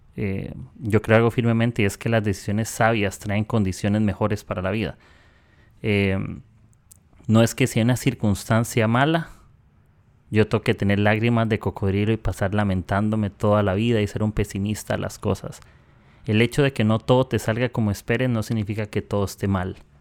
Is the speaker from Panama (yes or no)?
no; Costa Rica; soy de Costa Rica